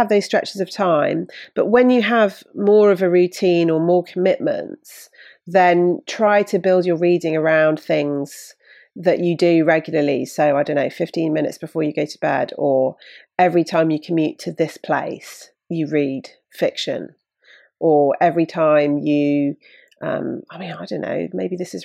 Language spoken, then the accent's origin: English; Bruton, South West England, United Kingdom; I grew up in Bruton in Somerset